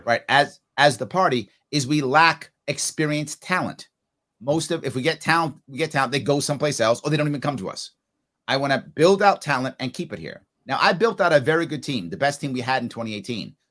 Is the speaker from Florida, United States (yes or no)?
no; New York City, New York, United States; also born or lived in Long Island; I grew up in the Bronx and Long Island